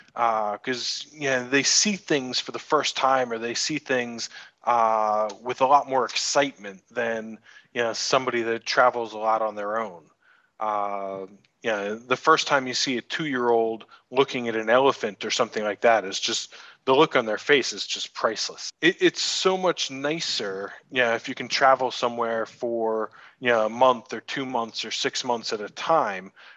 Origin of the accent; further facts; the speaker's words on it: New York, United States; moved away as an adult; also born or lived in Buenos Aires, Argentina; now in Bali, Indonesia; I'm from New York originally